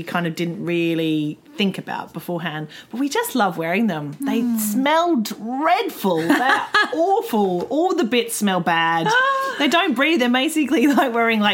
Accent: Australia; moved away; I came from Australia, which is a very sporty culture.

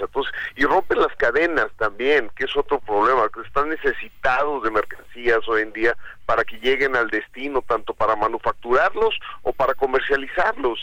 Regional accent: Mexico; es un orgullo como mexicanos

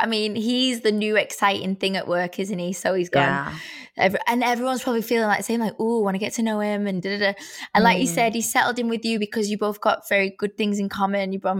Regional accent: Edinburgh, Scotland, United Kingdom; We're both from Edinburgh, Scottish, so we're like bonding over that. And it's so nice to have a fellow Scot around to relate to.

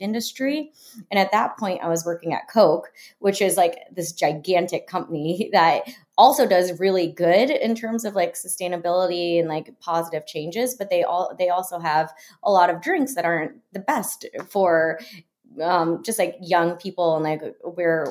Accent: Florida, United States; I grew up in Florida

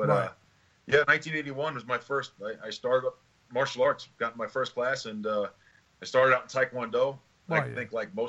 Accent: New York City, New York, United States; moved away as an adult; also born or lived in Brooklyn, New York / New Jersey; now in Arizona, United States; I lived in Brooklyn, I grew up in Staten Island, New York

